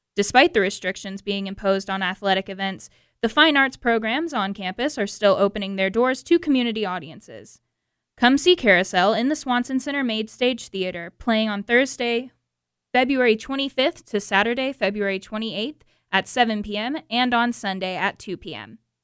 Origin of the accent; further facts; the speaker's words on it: Atlanta, Georgia, United States; areas in Metro Atlanta just because those are where I have connections to, and those are the areas where I grew up and where I went